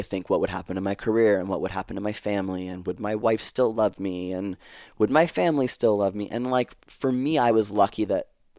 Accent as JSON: {"language": "English", "country": "Canada", "said": "We're Canadian, so we speak Francais."}